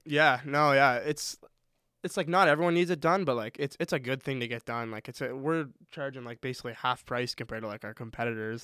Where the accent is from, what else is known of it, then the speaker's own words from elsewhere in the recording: Halifax, Nova Scotia, Canada; also born or lived in Moncton; Halifax, my hometown